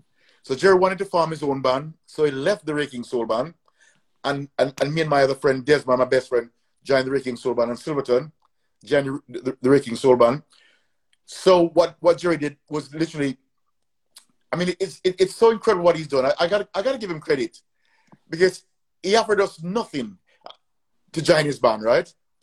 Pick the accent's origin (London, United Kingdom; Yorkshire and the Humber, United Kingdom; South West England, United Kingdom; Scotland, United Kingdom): South West England, United Kingdom; Gloucester; You know, I come from Gloucester, you know. We still have to fight our way because at the end of the day, we still were the minority there as blacks.